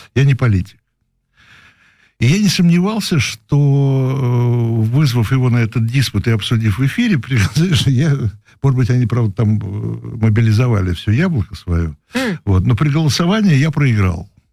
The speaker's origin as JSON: {"language": "Russian", "region": "Moscow", "country": "Russia", "also_born_or_lived": "Prague", "said": "Я москвич."}